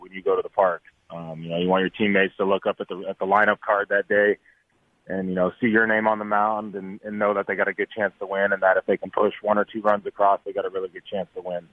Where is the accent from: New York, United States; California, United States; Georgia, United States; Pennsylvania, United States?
California, United States; San Diego; come back and play in San Diego